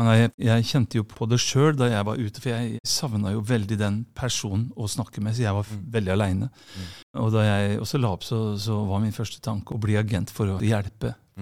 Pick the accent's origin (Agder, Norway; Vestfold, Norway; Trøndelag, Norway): Vestfold, Norway; Sandefjord; Vi kommer fra Sandefjord.